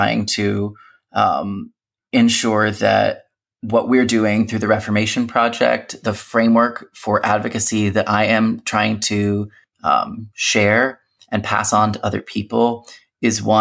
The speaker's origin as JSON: {"language": "English", "country": "United States", "tie": "born or raised there", "first_language": "English", "said": "growing up in the United States with all those other identities, being a Christian, being able to speak English as my native language"}